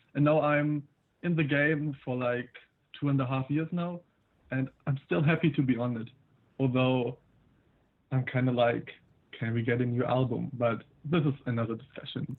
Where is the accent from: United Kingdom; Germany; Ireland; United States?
Germany; Berlin; I'm 18. I'm from Berlin.